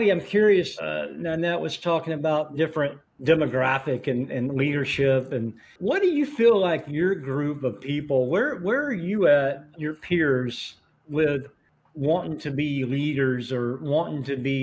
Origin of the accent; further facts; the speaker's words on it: Atlanta, Georgia, United States; I grew up in the Atlanta, East Atlanta area